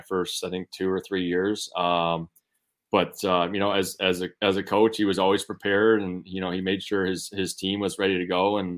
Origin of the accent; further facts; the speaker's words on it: 30 minutes from downtown Detroit, Michigan, United States; I grew up 30 minutes from downtown Detroit